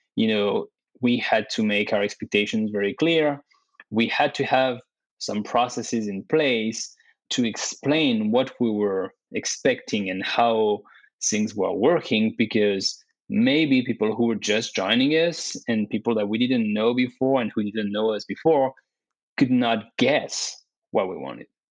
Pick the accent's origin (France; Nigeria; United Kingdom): France; moved away as an adult; also born or lived in Dubai / Canada; now in United States; I was born and raised in France